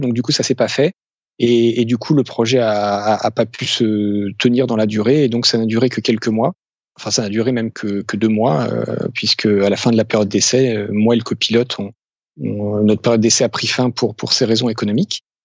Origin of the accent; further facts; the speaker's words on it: France; also born or lived in Dublin, Ireland / Amsterdam, Netherlands / Paris region; en tant que Français